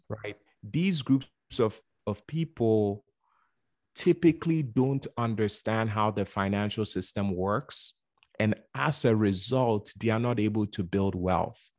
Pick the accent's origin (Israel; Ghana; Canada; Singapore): Ghana; also born or lived in Bronx, New York; now in United States; I was born and raised in Ghana, West Africa